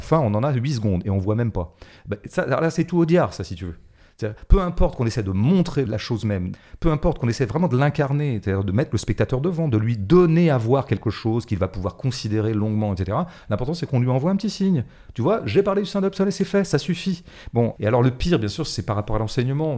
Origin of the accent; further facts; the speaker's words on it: Paris, Île-de-France, France; en tant que Parisien